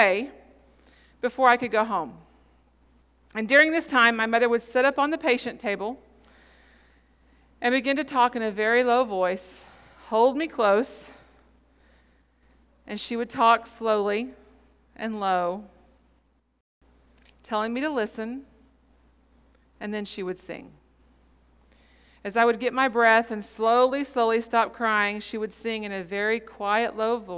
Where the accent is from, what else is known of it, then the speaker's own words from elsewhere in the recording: Pawhuska, Oklahoma, United States; When I was a child growing up in Pawhuska